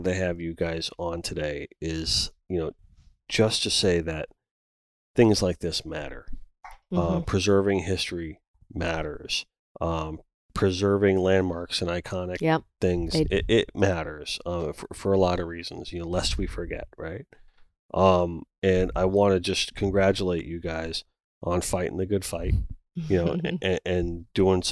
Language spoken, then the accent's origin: English; Pompano Beach, Florida, United States; growing up in Pompano my whole entire life